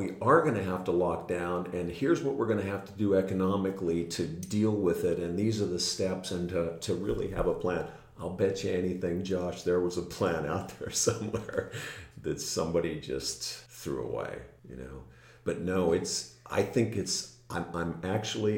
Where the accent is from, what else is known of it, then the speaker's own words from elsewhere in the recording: Camarillo, California, United States; now in Santa Barbara, United States; I grew up in Camarillo